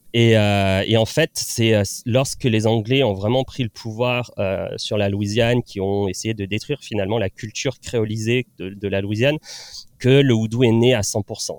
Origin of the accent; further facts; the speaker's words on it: La Ciotat, Provence-Alpes-Côte d'Azur, France; moved away as an adult; also born or lived in Nantes; je suis originaire du sud de Marseille, donc enfin à côté de Marseille, de La Ciotat. Donc je, suis parti vivre à Nantes